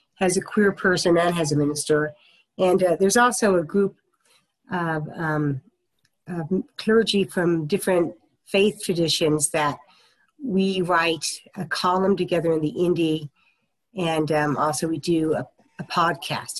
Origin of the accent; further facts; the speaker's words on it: Topeka, Kansas, United States; moved away; also born or lived in Wheat Ridge, Colorado / Long Beach, California / Colorado Springs, Colorado; I was born in Wheat Ridge, Colorado, but moved to Topeka, Kansas when I was about two and a half. So I was raised in Topeka, Kansas.